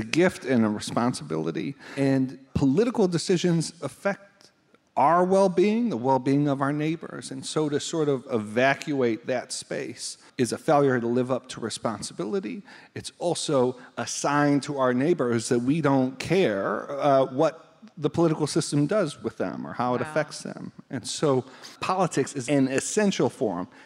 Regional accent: Buffalo, New York, United States; moved away; grew up in Buffalo

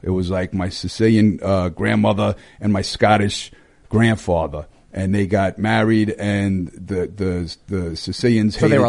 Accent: Long Island, Suffolk County, New York, United States; I'm from Long Island. Suffolk

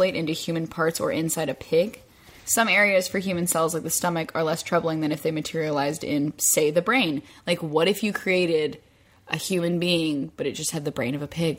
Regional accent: United States; I'm American

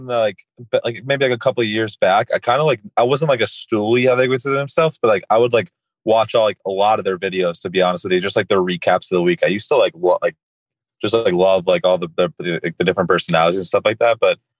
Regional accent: Coral Springs, Florida, United States; 25. I'll be 26 in October. And currently from Florida, Coral Springs, more specifically. And living with my girlfriend right now during the summers.

